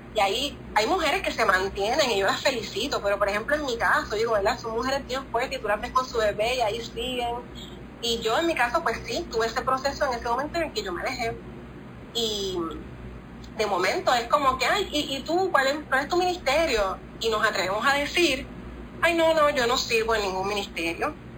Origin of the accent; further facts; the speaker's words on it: Cuba; somos cubanas.